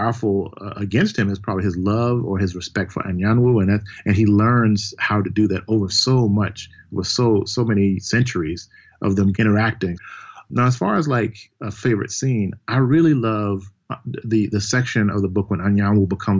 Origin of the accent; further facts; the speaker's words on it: Mississippi, United States; I'm from Mississippi originally